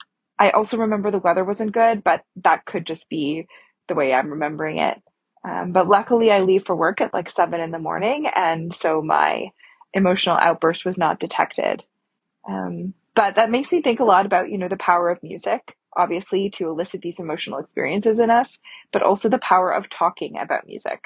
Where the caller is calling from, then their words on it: Toronto, Ontario, Canada; she, her. I'm calling from Toronto.